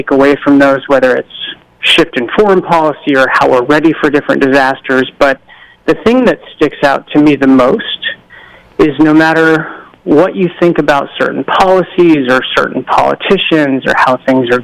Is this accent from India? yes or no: no; Pasadena, California, United States; I was born and raised in Southern California, spent my childhood in Pasadena